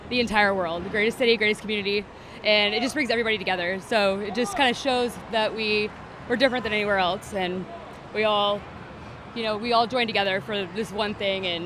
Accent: Mississippi, United States; now in Houston, United States; I'm actually from another state, but I'm from Mississippi. But I, I've been in Houston like seven years, so I'm like adopted.

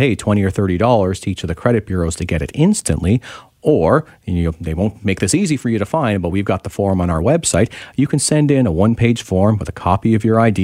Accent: Ontario, Canada; now in British Columbia, Canada; I'm from Ontario originally

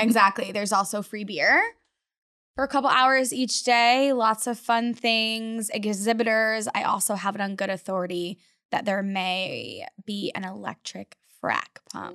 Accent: Florida, United States; moved away as an adult; now in Texas, United States; growing up in Florida

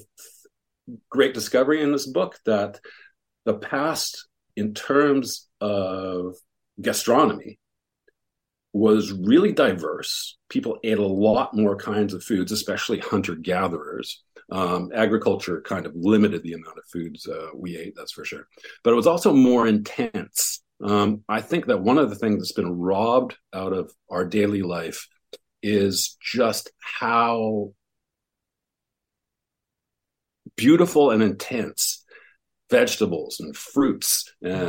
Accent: West Coast, Canada; moved away; also born or lived in Montreal; I grew up on the West Coast

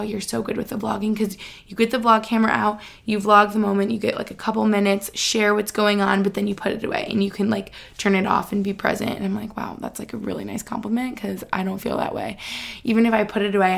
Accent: Albany, New York, United States; also born or lived in Boston; now in Pennsylvania, United States; where I grew up in Albany

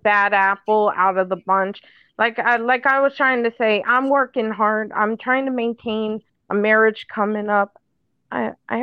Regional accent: Connecticut, United States; I'm from Connecticut

